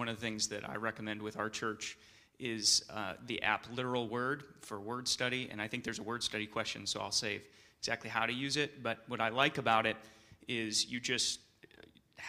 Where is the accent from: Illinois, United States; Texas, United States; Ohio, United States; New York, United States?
New York, United States; I'm from New York